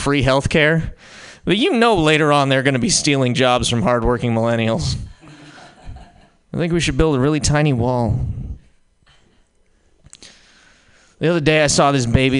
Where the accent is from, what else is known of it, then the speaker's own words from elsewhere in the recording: Montana, United States; I'm from Montana